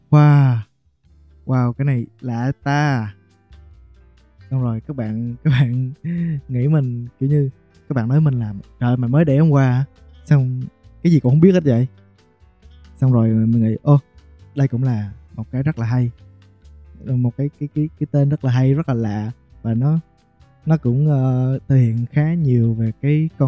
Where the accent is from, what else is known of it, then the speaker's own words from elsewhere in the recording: Bình Định, Vietnam; hiện tại là 24 tuổi, mình đến từ Bình Định.